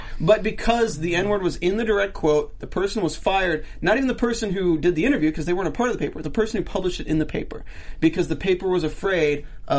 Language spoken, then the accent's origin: English; North Carolina, United States; I'm from North Carolina. I live 10 minutes away from Duke campus